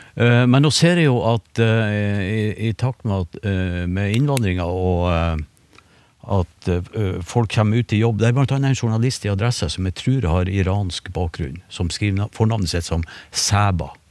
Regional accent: Northern Norway, Norway; Nå er jeg nordlending

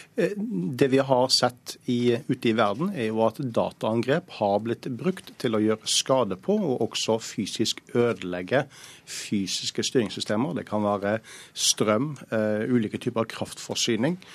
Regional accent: Norway; oss som nordmenn

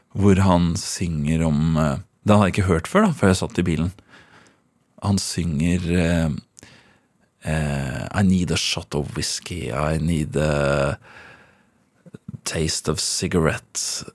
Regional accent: Trøgstad, Østfold, Norway; also born or lived in Ørje; Vokste opp i Trøgstad. I Båstad i Trøgstad.

